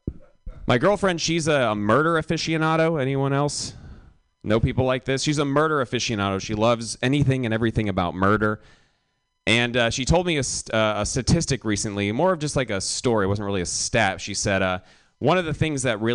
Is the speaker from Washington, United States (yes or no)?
no; Milwaukee, Wisconsin, United States; I grew up in Milwaukee